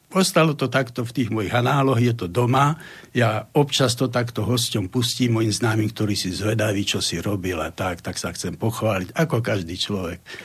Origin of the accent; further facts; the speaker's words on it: Slovakia; ja som taký ako Slovák